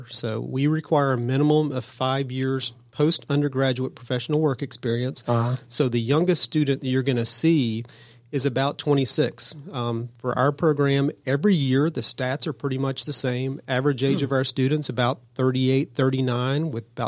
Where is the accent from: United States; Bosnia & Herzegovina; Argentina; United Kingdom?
United States; Cobb County, Georgia; I was born and raised in Cobb County. I'm a Cobb guy